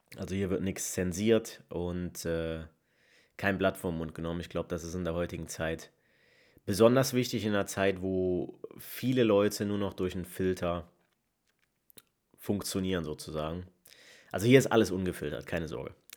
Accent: Leverkusen, North Rhine-Westphalia, Germany; moved away as an adult; now in Essen, Germany; komme gebürtig aus Leverkusen, wohne aber mittlerweile schon fast zwei Jahre im Ruhrgebiet, äh, im wunderschönen Essen

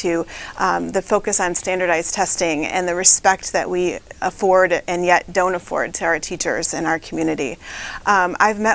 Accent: Michigan, United States; also born or lived in Flint, Michigan; raised right here in mid-Michigan, just like five generations of my family

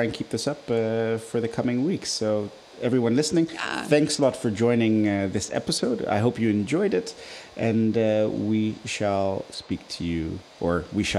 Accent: Nigeria; now in Netherlands; Growing up in Nigeria

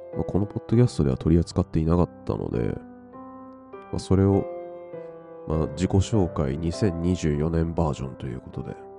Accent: Funabashi, Chiba, Japan; also born or lived in Shiki, Saitama; 高校までは千葉県船橋市でずっとそ生まれ育って

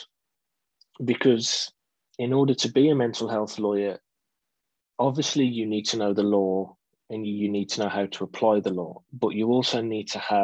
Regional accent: Wolverhampton, West Midlands, United Kingdom; also born or lived in Dudley; I was born in Wolverhampton, live in Dudley in the West Midlands

